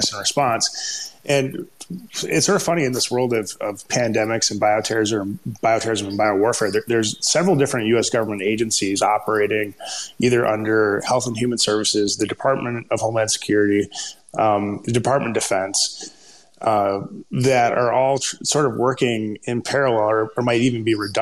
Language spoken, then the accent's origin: English; Minnesota, United States; accent: Minnesota; my terrible Minnesota accent